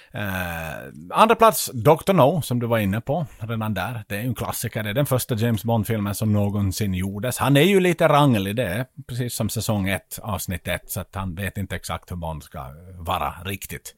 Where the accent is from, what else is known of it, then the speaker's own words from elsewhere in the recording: Vaasa, Ostrobothnia, Finland; hemma i Vasa.